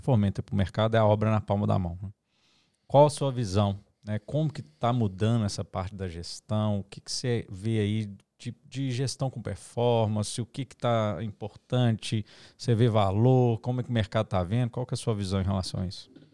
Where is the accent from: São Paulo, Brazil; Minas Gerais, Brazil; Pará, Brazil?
Minas Gerais, Brazil; gente é mineiro aqui